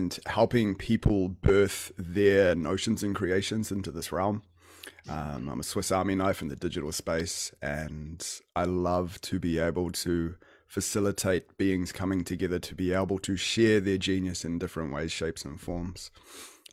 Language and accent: English; Auckland, New Zealand; also born or lived in Whangarei, New Zealand; I was born in Whangarei originally, and I've lived in Auckland most of my life